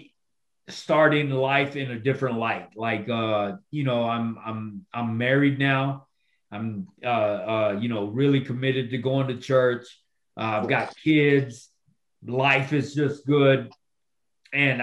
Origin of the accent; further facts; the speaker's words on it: Texas, United States; Texas. Of course, my home state.